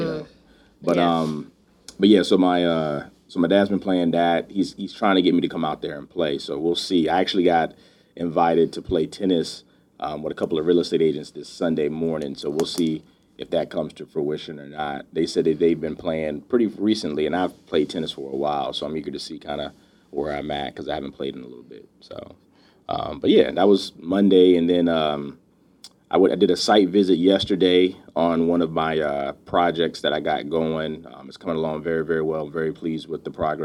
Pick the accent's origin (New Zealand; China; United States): United States; North Carolina; moved away; also born or lived in Virginia; originally from North Carolina